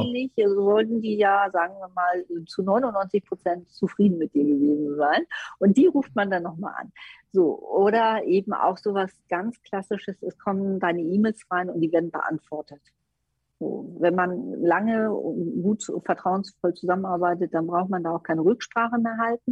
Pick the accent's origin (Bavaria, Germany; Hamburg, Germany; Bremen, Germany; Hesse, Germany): Hamburg, Germany; als Hamburgerin